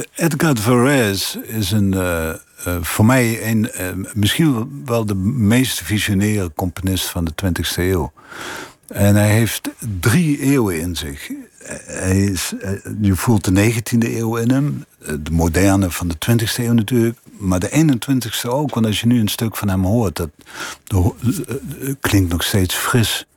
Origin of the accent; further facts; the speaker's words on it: Limburg, Netherlands; accent: Limburgish; mijn Limburgse accent